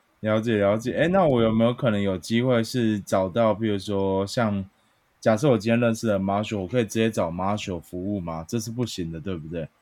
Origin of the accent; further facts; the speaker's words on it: Chiayi, Taiwan; 我的家乡嘉义